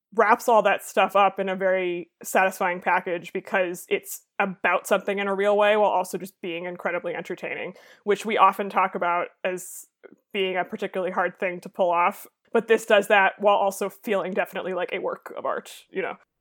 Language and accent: English; Boston, Massachusetts, United States; I am from the Boston area